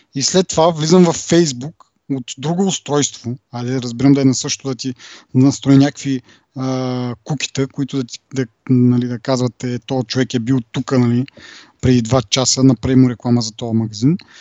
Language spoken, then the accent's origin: Bulgarian; Kazanlak, Stara Zagora Province, Bulgaria; в Казанлък, е, откъдето съм